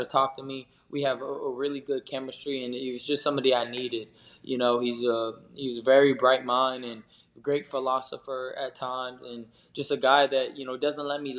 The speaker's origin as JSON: {"language": "English", "region": "Southern California", "country": "United States", "tie": "born or raised there", "said": "growing up in Southern California"}